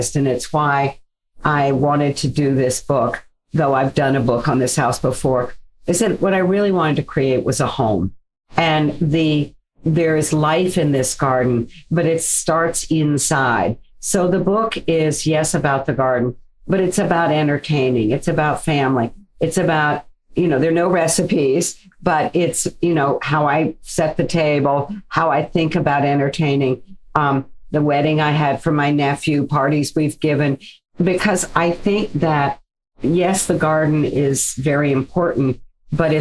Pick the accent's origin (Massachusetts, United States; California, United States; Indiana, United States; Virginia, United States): Virginia, United States; moved away; my growing up in Virginia is we lived out in the country